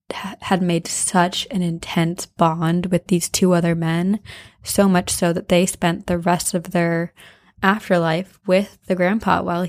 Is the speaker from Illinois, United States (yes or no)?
yes; Chicago, Illinois, United States; I'm from Chicago, which is a notoriously haunted place. I mean, the city is built on its own ashes.